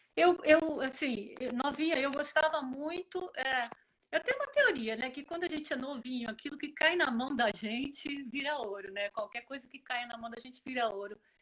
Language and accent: Portuguese; Ribeirão Preto, São Paulo, Brazil; toda menina do interior, eu sou de Ribeirão Preto